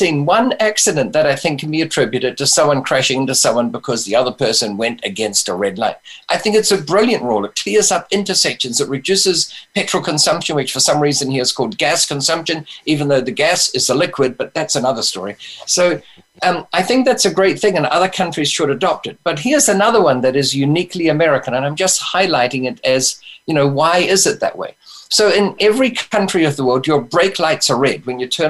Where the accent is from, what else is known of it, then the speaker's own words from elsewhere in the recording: New Zealand; born there; moved away; Well, I've got some experience of that because I was born in New Zealand and we had the old British system of money.